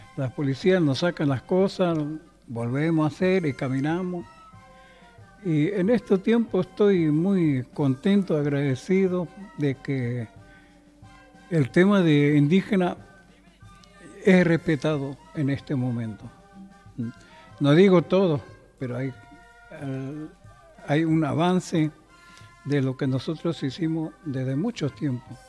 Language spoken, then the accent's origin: Spanish; Chaco, Argentina; moved away; nosotros somos del, norte, del Chaco